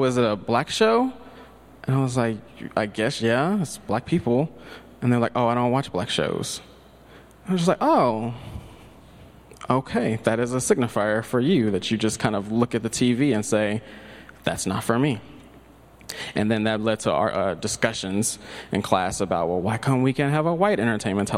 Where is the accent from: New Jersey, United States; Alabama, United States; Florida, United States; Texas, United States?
Texas, United States; Tyler; growing up in Tyler, Texas